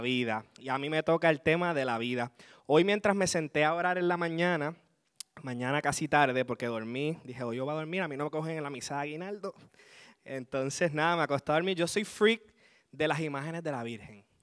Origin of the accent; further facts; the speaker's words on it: Aguada, Puerto Rico; Vengo desde el hermoso pueblo de Aguada, donde le llaman el Vaticano de Puerto Rico